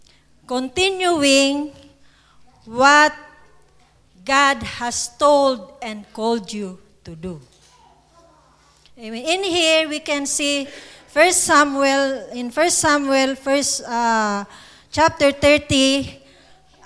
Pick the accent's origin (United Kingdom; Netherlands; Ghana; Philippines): Philippines; English is a second language; We have a saying in the Philippines